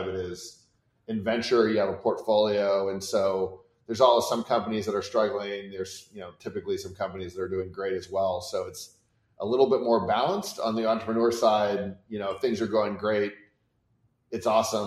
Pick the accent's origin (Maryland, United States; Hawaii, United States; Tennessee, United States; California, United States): California, United States; Santa Cruz; I was born in Santa Cruz, California